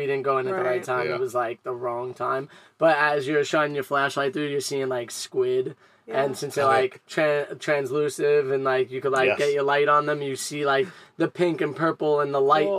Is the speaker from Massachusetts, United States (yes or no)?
no; New York, United States; I can't help that. I'm from New York.